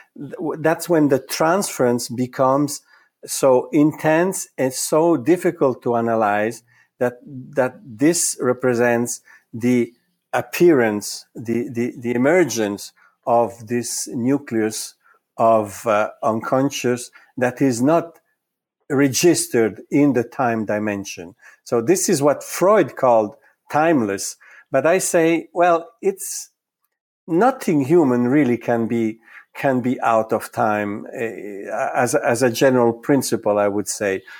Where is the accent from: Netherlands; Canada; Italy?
Italy; first language Italian; English is a second language; moved away; I was born in Italy, so Italian is my mother tongue.